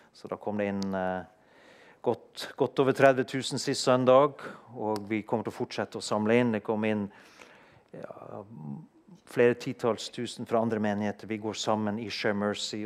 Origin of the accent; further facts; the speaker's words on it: Norway; født og oppvokst i Norge og ha et norsk pass